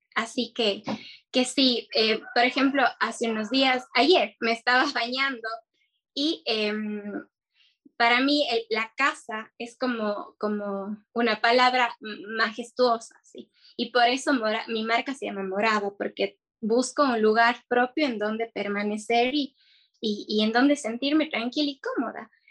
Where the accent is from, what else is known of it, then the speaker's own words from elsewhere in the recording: Cuenca, Azuay, Ecuador; also born or lived in Quito; soy de Cuenca